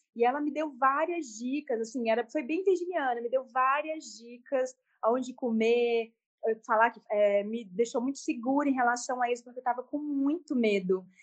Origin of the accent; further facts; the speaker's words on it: Brasília, Federal District, Brazil; moved away as an adult; now in Chapada dos Veadeiros, Brazil; nasci em Brasília, mas atualmente moro na Chapada dos Veadeiros, no interior do Nordeste goiano